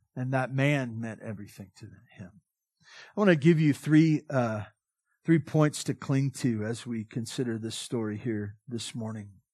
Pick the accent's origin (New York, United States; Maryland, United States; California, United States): California, United States; Southern; I'm from Southern California.